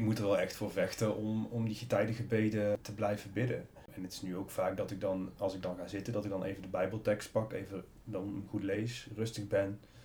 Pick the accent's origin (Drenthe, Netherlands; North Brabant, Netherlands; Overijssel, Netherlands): North Brabant, Netherlands; moved away as an adult; in Brabant, waar ik iedereen kende, waar ik vandaan kom